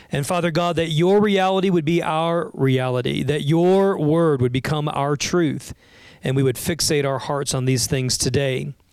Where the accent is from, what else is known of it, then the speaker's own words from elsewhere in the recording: Florida, United States; growing up in Florida.